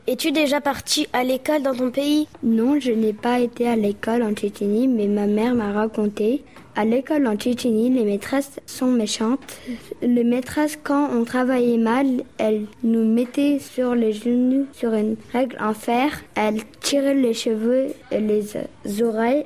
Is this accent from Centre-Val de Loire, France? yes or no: no; Dechy, Hauts-de-France, France; je suis née le 22 novembre 2008 dans le nord Pas-de-Calais à Dechy